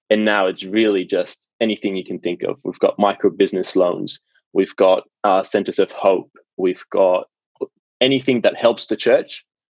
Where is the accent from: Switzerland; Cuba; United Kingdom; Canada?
Switzerland; Basel, Basel-Stadt; English is a second language; moved away as an adult; now in Australia; I was born in Basel in Switzerland, in the beginning.